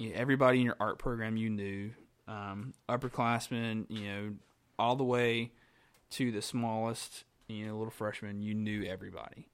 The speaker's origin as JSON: {"language": "English", "town": "Graham", "region": "North Carolina", "country": "United States", "tie": "born or raised there", "said": "born and raised in Graham, North Carolina"}